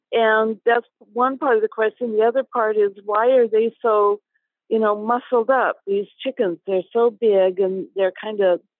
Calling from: Cincinnati, Ohio, United States; I'm calling you from Cincinnati, Ohio.

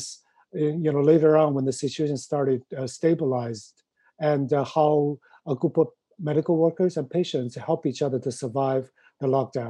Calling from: New York City, New York, United States; I'm calling from New York City.

